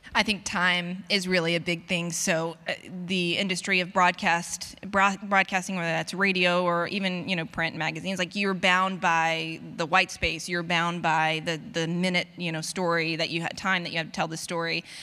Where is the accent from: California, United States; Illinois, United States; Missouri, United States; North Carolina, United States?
North Carolina, United States; my hometown, um, in North Carolina